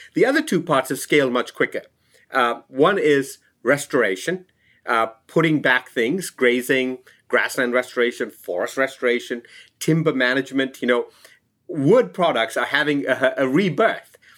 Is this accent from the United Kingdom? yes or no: no; Sri Lanka; I'm from Sri Lanka